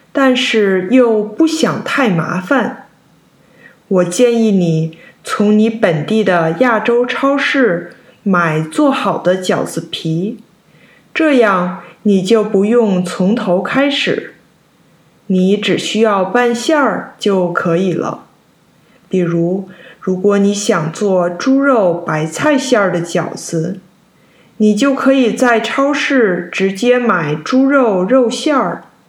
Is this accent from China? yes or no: yes; China; 虽然我在中国长大，但是除了过年，我家没有做过几次饺子